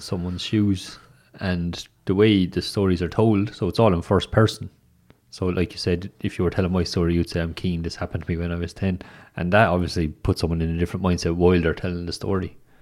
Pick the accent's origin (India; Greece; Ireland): Ireland; Waterford, Munster; now in Limerick, Ireland; I'm from Waterford originally, so when I moved to Limerick